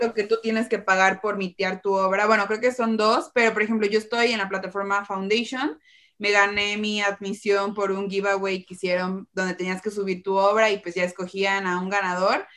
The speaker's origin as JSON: {"language": "Spanish", "country": "Mexico", "said": "como mexicanos o de Latinoamérica"}